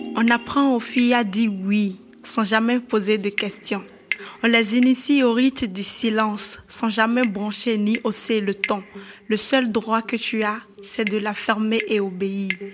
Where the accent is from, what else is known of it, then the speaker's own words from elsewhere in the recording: Avrankou, Ouémé, Benin; j'ai grandi ici